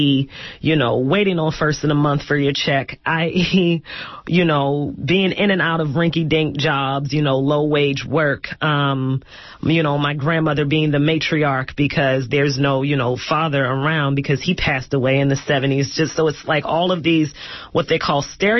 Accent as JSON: {"language": "English", "town": "Baltimore", "region": "Maryland", "country": "United States", "tie": "born or raised there", "said": "I'm from Baltimore, Maryland, and where I grew up in Baltimore"}